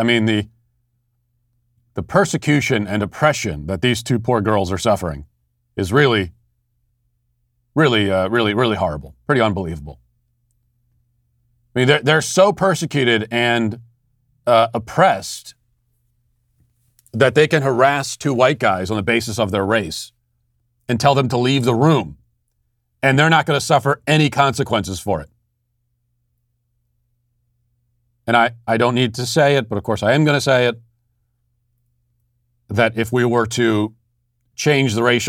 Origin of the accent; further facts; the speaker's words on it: United States; I want to say that I am a member of and a participant in American culture because I am American.